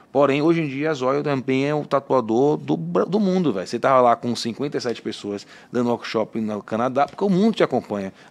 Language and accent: Portuguese; Bahia, Brazil; now in São Paulo, Brazil; Então, tipo assim, é o que eu falo, bicho, sou da Bahia, mas eu sou. Antigamente, chegava aqui em São Paulo, em outros lugares também do Brasil, meio de cabeça baixa é da Bahia, sou, ei, é, baiana, né